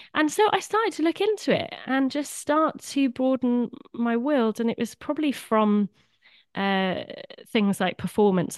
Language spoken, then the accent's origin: English; Swansea, Wales, United Kingdom; I'm a fellow Welshy, originally from Swansea